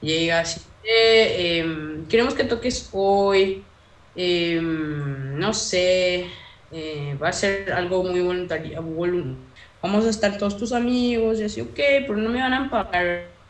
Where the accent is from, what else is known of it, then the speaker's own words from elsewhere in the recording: from the Chaco, Paraguay; Soy paraguaya, amo ser paraguaya, amo mis raíces, amo ser chaqueña